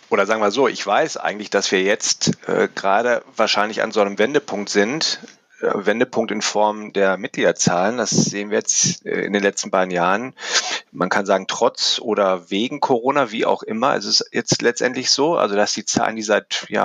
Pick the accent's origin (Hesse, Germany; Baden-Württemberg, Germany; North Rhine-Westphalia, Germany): North Rhine-Westphalia, Germany; Ich als Niederrheiner bin der Trainer und Vereinsberater im Bereich Südbayern.